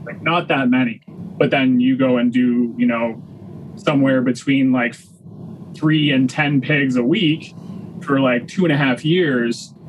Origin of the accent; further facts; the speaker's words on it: Waterloo Region, Ontario, Canada; also born or lived in Milton, Ontario; we moved to Waterloo region when I was in grade seven.